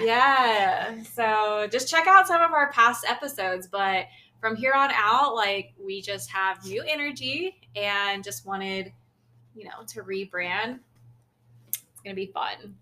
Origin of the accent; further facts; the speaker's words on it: United States; my parents are from Lao, so I'm Lao, but I was born in America